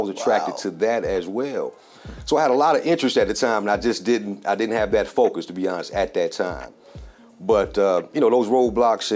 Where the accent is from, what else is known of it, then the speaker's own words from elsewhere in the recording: South Fulton, Georgia, United States; born and raised here in South Fulton